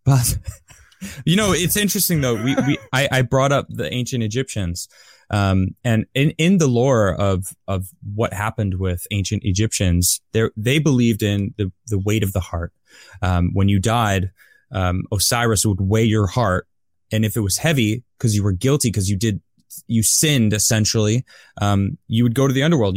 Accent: United States; I'm American, I live here

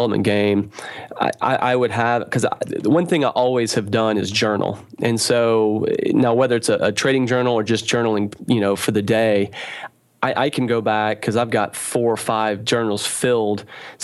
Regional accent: Knoxville, Tennessee, United States; I'm from Knoxville, Tennessee.

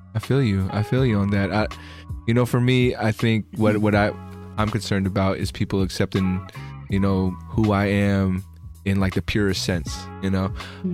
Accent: Bay Area, California, United States; I'm from the Bay Area in California

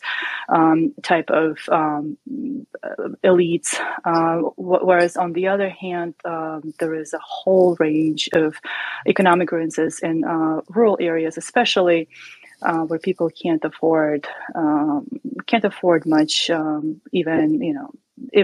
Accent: Kyrgyzstan; I'm from Kyrgyzstan

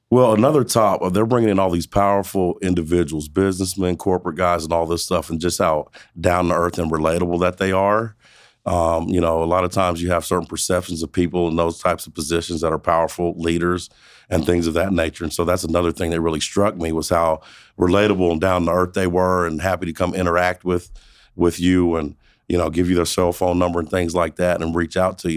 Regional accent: Protection, Kansas, United States; also born or lived in Montgomery, Alabama; now in Wichita, United States; I was born in Montgomery, Alabama. Lived there the first 10 years of my life. My parents split. Uh, we ended up moving back to my mother's hometown, which is Protection, Kansas

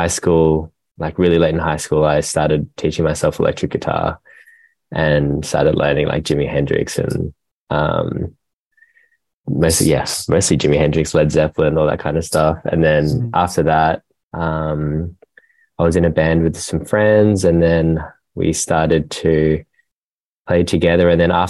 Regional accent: Gold Coast, Queensland, Australia; moved away as an adult; now in Melbourne, Australia; we're from the Gold Coast, which is up north. And then we moved down to Melbourne a few years ago.

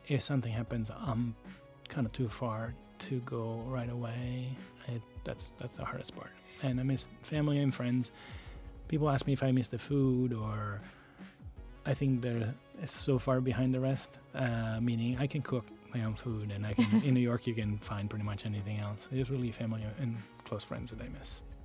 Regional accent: Latina, Lazio, Italy; English is a second language; moved away as an adult; also born or lived in Rome; now in United States; I grew up in a town called Latina, which is south of Italy

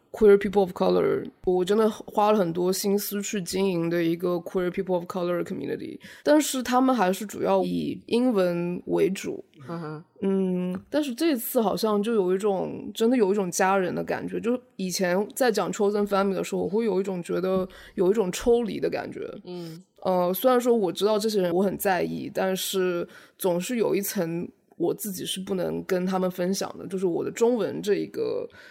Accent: China; now in New York, United States; 从我们在中国家庭长大

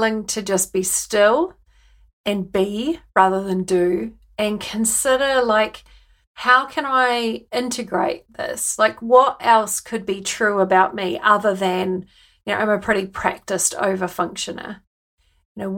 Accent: New Zealand; accent: Kiwi; moved away as an adult; now in United Kingdom; I've brought my Kiwi accent with me. And as soon as I open my mouth, people want to know where I'm from and why I live in the UK

